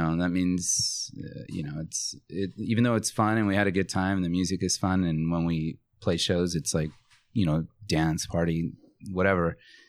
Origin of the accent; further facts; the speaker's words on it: Norwalk, California, United States; also born or lived in Bogota, Colombia / Long Beach, California / Fullerton, California; I grew up in Norwalk, but okay. I was born in Colombia, in Bogota.